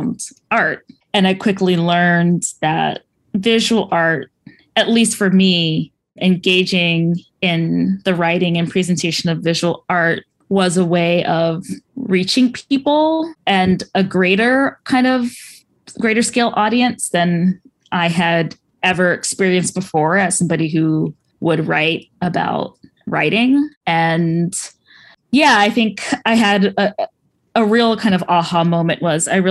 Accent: Orange County, California, United States; So I grew up in Orange County, California.

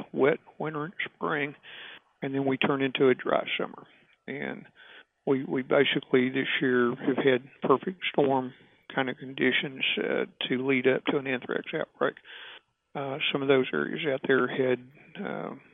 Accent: Gillespie County, Texas, United States; also born or lived in Kerrville, Texas; I grew up in Gillespie County. My family's ranched there for a long time

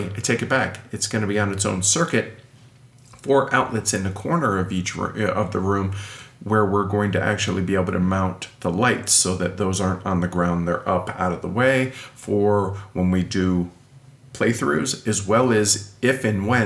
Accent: Milwaukie, Oregon, United States; moved away; That's my hometown. That's where I'm from

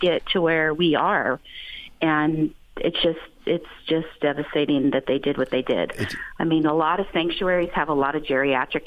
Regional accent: San Diego, California, United States; also born or lived in Texas; I moved back to California. I'm from San Diego

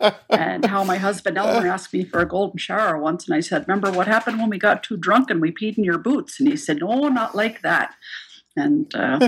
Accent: Germany; born there; My dad was in the Air Force, so we sort of lived all over the place, and I was born in Germany.

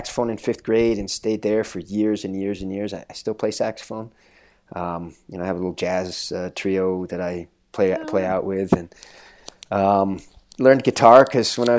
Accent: Phoenix, Arizona, United States; now in Flagstaff, United States; I grew up in Phoenix, Arizona

